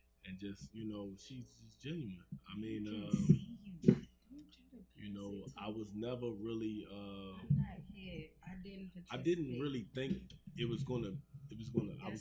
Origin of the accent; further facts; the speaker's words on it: Washington, District of Columbia, United States; I grew up in Southeast. Yeah, I'm from DC.